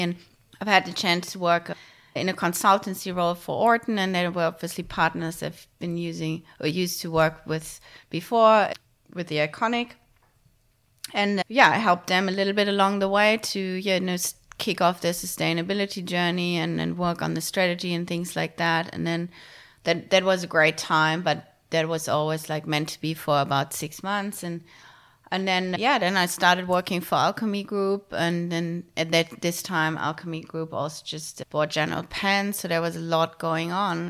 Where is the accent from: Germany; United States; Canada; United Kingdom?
Germany; moved away as an adult; now in Australia; I grew up in Germany.